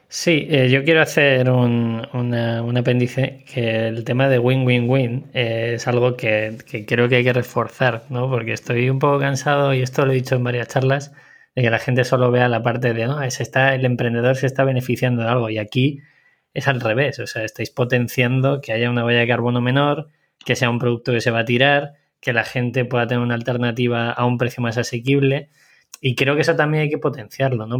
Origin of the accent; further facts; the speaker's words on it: Segovia, Castile and León, Spain; yo soy nacido en Segovia